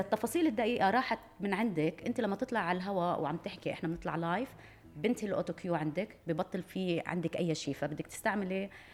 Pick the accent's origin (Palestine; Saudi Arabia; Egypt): Palestine; انا فلسطينيه